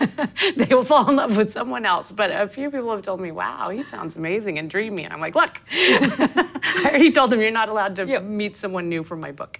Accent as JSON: {"language": "English", "region": "Oklahoma", "country": "United States", "tie": "born or raised there", "moved": "yes", "said": "I grew up in Oklahoma"}